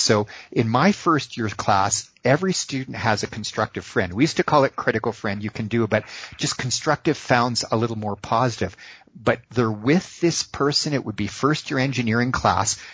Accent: Boston, Massachusetts, United States; I was born in the Boston area

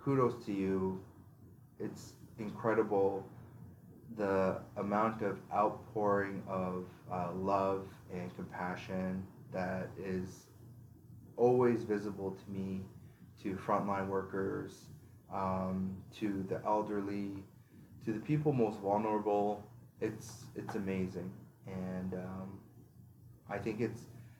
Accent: Canada

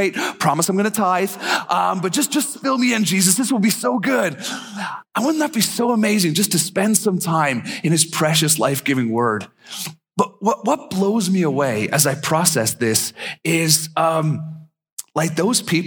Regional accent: Ireland; also born or lived in East Tennessee / Japan; now in Minnesota, United States; I'm actually from Ireland originally, and I've been in Minnesota a long, long time now.

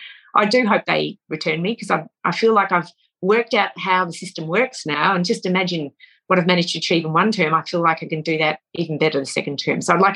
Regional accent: Australia; One of the strongest characteristics of being an Australian, I think, is the ability to see bullshit at 1,000 paces.

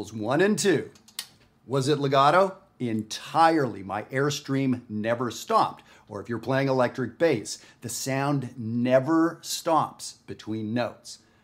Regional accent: Canada; I'm not from the United States. I'm from Canada.

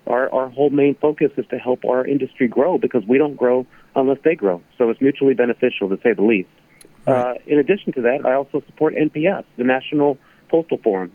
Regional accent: Carson, California, United States; moved away as an adult; also born or lived in Chatsworth, California / Palmdale, California; now in Washington, D.C., United States; I grew up in Carson, Lomita

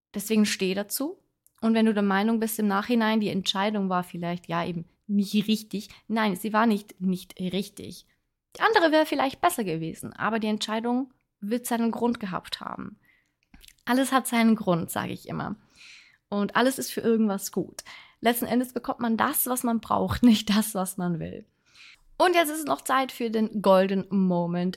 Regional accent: Switzerland; ich wohne ja in der Schweiz. Ich bin Schweizerin

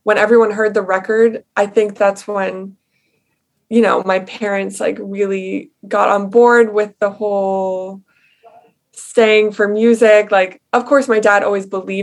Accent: Long Island, New York, United States; now in Queens, United States; I grew up on Long Island.

